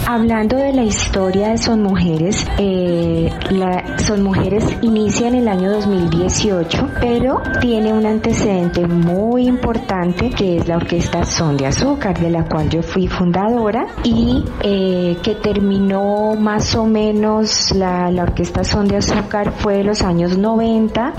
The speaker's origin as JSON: {"language": "Spanish", "town": "Cali", "region": "Valle del Cauca", "country": "Colombia", "tie": "born or raised there", "said": "nacimos en Cali, eh, que es una ciudad salsera por excelencia"}